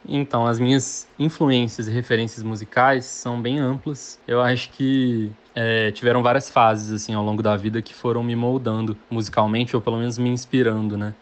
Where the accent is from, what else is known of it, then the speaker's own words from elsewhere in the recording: Belo Horizonte, Minas Gerais, Brazil; Eu nasci, fui criado e moro até hoje em Belo Horizonte